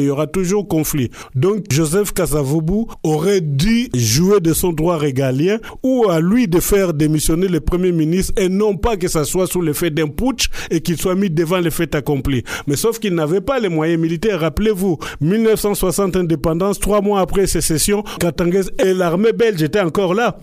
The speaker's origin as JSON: {"language": "French", "country": "DR Congo", "said": "Je suis congolais, j'ai des enfants"}